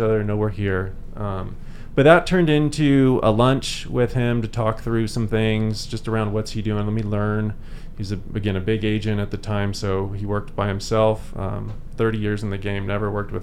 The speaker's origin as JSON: {"language": "English", "town": "San Diego", "region": "California", "country": "United States", "tie": "born or raised there", "moved": "as an adult", "lives_now": "Eagle, United States", "said": "born and raised in San Diego"}